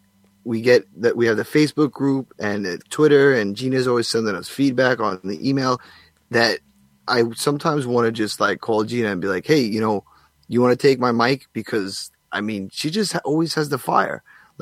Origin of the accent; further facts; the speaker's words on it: Long Island, New York, United States; I'm not from Staten, Italy. I'm from Long Island, cuzzo.